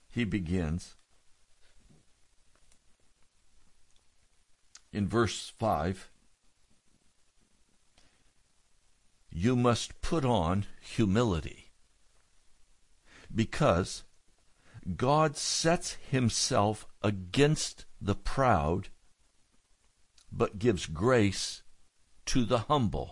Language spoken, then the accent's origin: English; United States; being an American citizen